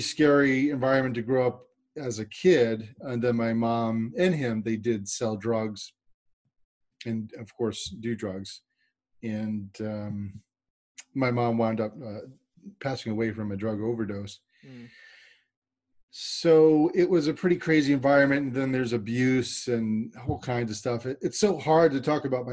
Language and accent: English; New York, United States; I'm from New York